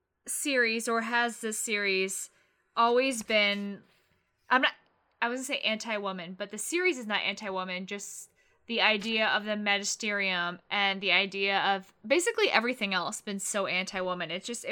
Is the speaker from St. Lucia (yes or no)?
no; United Kingdom; now in United States; but I don't think they realize how truly beautiful the hobnob is, like, as a British person.